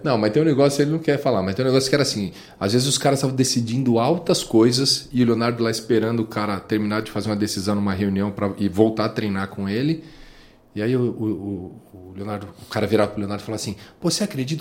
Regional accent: São Paulo, Brazil; a gente é de São Paulo, periferia de São Paulo, Pirituba. É, nós nascemos

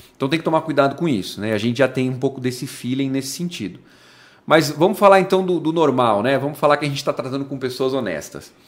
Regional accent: Brazil; Nós somos brasileiros

